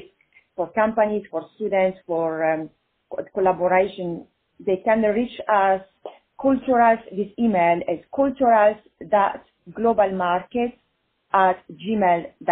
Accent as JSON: {"language": "English", "country": "Italy", "moved": "as an adult", "lives_now": "Los Angeles, United States", "said": "I am Italian too"}